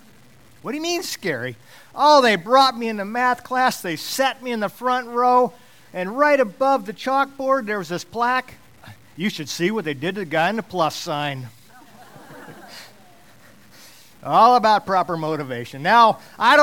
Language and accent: English; Alaska, United States; I grew up in Alaska. I've lived here most all of my life.